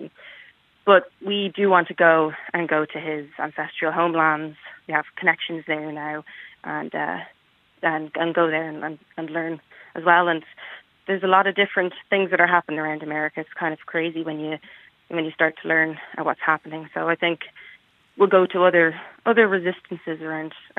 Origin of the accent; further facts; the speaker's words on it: Dublin, Leinster, Ireland; moved away as an adult; now in Minnesota, United States; I grew up in Dublin